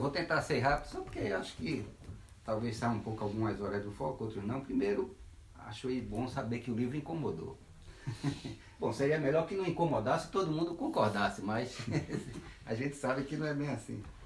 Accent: Brazil; Brasil, como brasileiro que eu me lembro

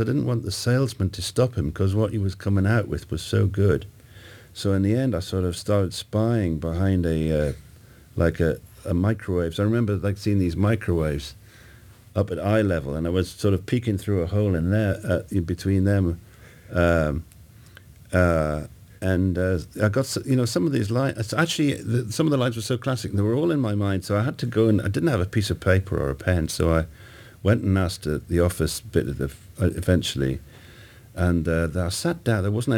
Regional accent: Newcastle, North East England, United Kingdom; also born or lived in Scotland; I was born in Scotland, and you know, we moved to Newcastle when I was 8.

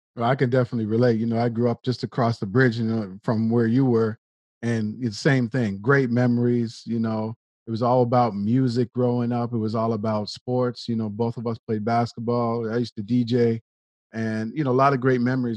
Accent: Nova Scotia, Canada; you and I grew up in Nova Scotia, Canada, which is like the east coast of Canada

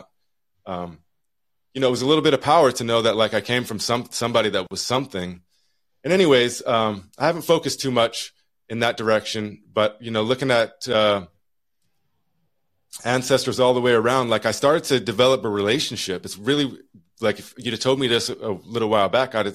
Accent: Utah, United States; now in Juneau, United States; I'm from Utah

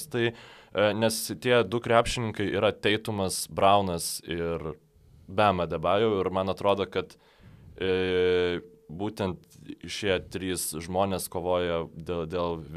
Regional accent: Lithuania; kad vis dėlto esu lietuvis

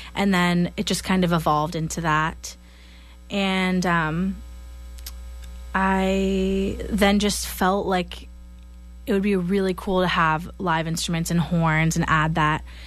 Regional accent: Kingston, Massachusetts, United States; moved away as an adult; also born or lived in Boston, United States; now in Los Angeles, United States; I'm actually from Kingston, Mass

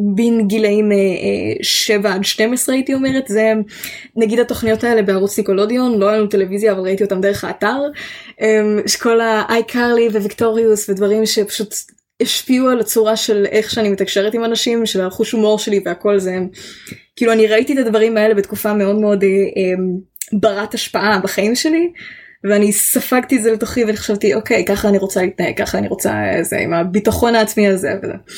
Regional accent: Israel; accent: like Gal Gadot (Israeli English); my accent sometimes sounds a bit like Gal Gadot

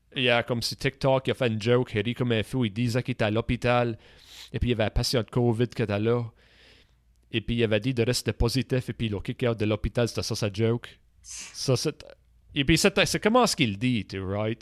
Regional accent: Nova Scotia, Canada; accent: Acadian; notre accent, ok, acadien

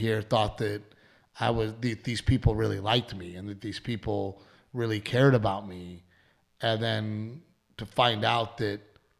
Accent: Texas, United States; moved away; I'm from Texas.

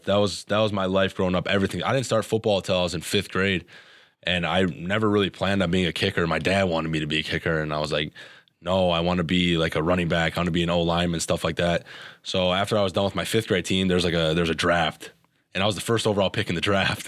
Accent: Wisconsin, United States; moved away as an adult; now in Minnesota, United States; Wisconsin was a dream school, you know, growing up in Wisconsin.

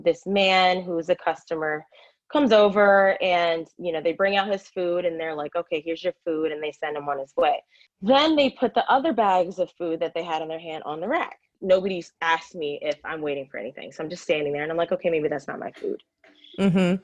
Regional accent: Frederick, Maryland, United States; moved away as an adult; also born or lived in Washington, District of Columbia, United States; I hurried and moved back home to my hometown of Frederick, Maryland

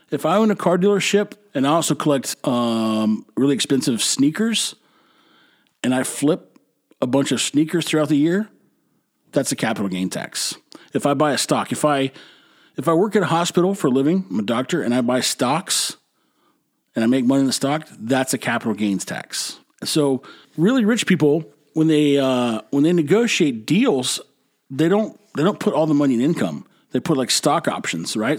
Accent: Texas, United States; I'm from Texas. I've been eating Mexican food my whole life

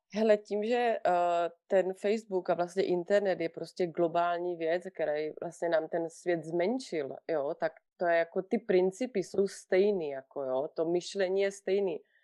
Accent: Vyškov, South Moravian Region, Czechia; now in Switzerland; já pocházím z Výškova, jo, bydlím v, mm-hmm. v ve Švýcarsku, ale pocházím z Výškova na Moravě

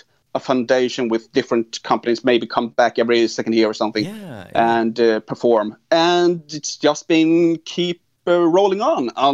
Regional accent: Sweden; I'm from Sweden. I'm actually half Swedish, half American, half Irish

